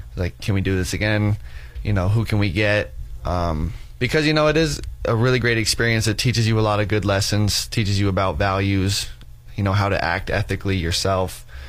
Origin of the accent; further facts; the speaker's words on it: Casper, Wyoming, United States; I'm from Casper, Wyoming, which is just two hours north of here.